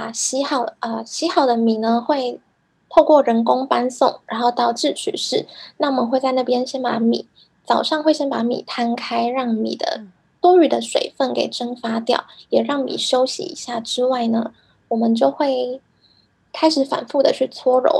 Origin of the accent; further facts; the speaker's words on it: Kaohsiung, Taiwan; moved away as an adult; now in Japan; 因为我是高雄长大的孩子。